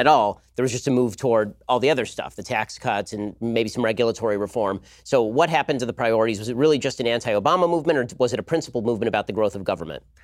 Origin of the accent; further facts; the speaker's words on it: California, United States; I'm from California